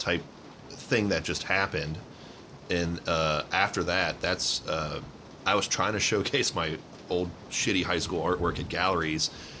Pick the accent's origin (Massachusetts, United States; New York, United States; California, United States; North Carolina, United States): North Carolina, United States; Charlotte; born there; also born or lived in Tampa / Houston / Dallas; So, we was born in Charlotte, lived in Tampa, Houston, and Dallas, all major banking hubs.